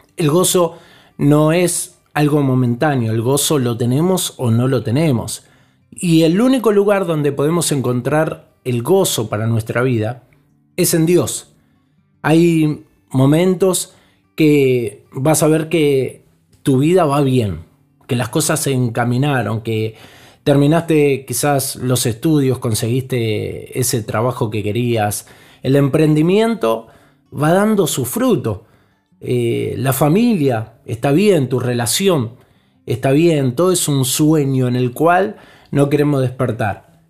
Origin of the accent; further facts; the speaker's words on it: Argentina; como somos nosotros, los argentinos